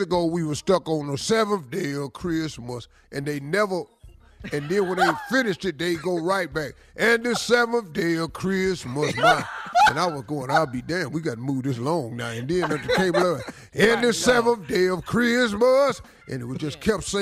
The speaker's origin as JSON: {"language": "English", "town": "Cleveland", "region": "Ohio", "country": "United States", "said": "I'm from Cleveland"}